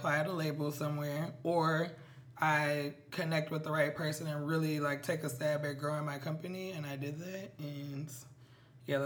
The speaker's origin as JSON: {"language": "English", "town": "Minneapolis", "region": "Minnesota", "country": "United States", "moved": "yes", "lives_now": "New York City, United States", "said": "I am from Minneapolis, Minnesota"}